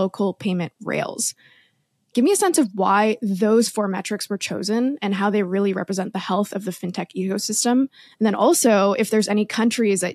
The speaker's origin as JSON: {"language": "English", "country": "Canada", "said": "we're both Canadian."}